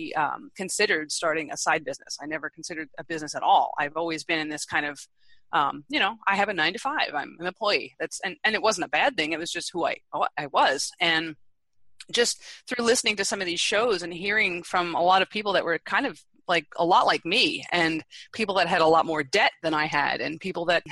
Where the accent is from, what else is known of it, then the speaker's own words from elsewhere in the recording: East Coast, United States; moved away; I'm originally from the East Coast